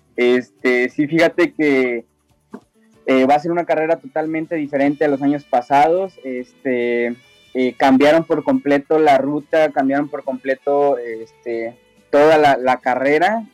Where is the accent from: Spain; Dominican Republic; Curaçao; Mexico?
Mexico; San Luis Potosí; somos originarios de San Luis Potosí